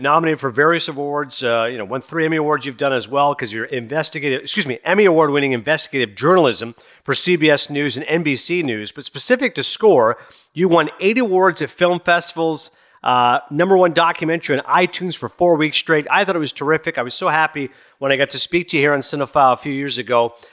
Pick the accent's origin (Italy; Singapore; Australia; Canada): Canada; Kingston, Ontario; also born or lived in Toronto; I'm Canadian, born in Toronto and I grew up in Eastern Ontario and Kingston